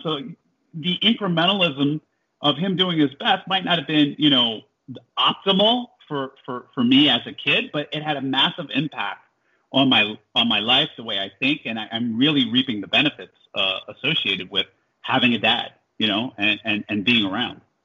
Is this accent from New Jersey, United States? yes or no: yes; Jersey City, New Jersey, United States; moved away as an adult; also born or lived in Iowa; I was born in Jersey City, New Jersey